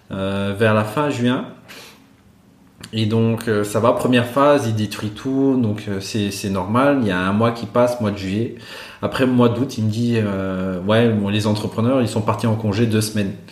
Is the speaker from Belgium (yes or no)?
yes; Brussels, Belgium; Moi, j'ai dit, je venais de Bruxelles.